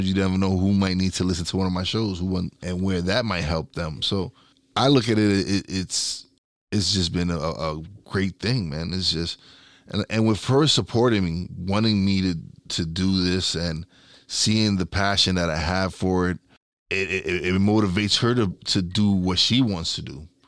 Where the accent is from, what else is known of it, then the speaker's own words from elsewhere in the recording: Brooklyn, New York, United States; I'm from East New York.